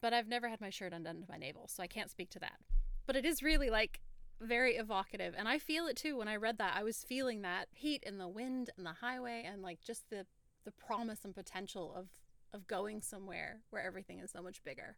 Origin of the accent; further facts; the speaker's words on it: Oregon, United States; And I'm like, right here, 20 miles away from this exact Walmart. I was born around the corner, just literally, in that hospital.